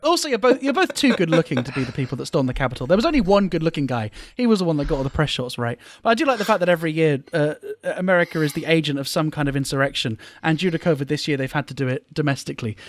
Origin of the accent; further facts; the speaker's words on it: United Kingdom; now in Japan; as a Brit